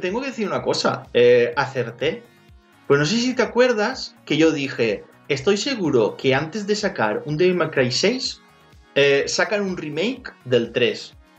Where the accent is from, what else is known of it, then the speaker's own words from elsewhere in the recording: Valencian Community, Spain; yo soy valenciano, la O es, abierta